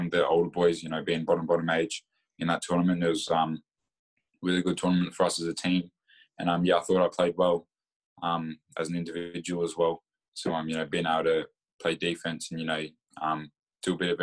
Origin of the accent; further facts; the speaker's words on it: Bendigo, Victoria, Australia; I'm from Bendigo